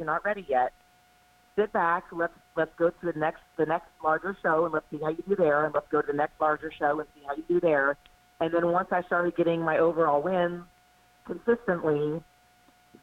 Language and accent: English; Houston, Texas, United States; moved away as an adult; now in Charlotte, United States; from Houston, Texas, which is where I grew up, to Charlotte, North Carolina, I moved here for a job in 2012.